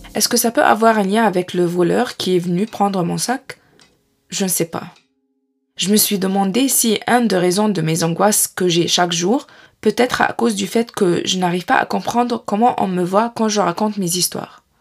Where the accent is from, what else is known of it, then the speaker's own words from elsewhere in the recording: Egypt; moved away as an adult; now in France; Chez mes parents en Égypte